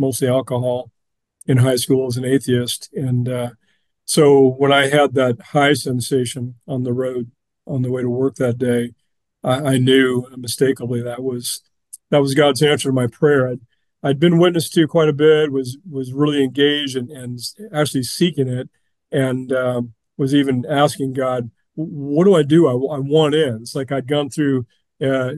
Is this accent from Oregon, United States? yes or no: yes; West Linn, Oregon, United States; also born or lived in Pullman, Washington; I was born in Oregon City, Oregon for lack of a hospital in West Lynn, Oregon, where I grew up